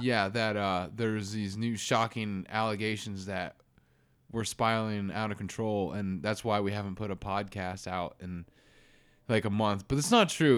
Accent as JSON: {"language": "English", "country": "United States", "said": "I'm American"}